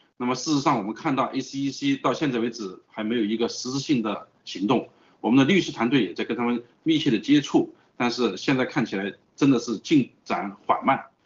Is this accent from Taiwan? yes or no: no; China; moved away; 我们是来自于中国的